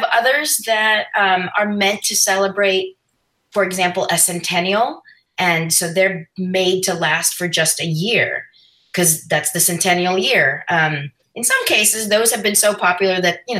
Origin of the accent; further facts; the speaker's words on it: Philippines; moved away; I'm from the Philippines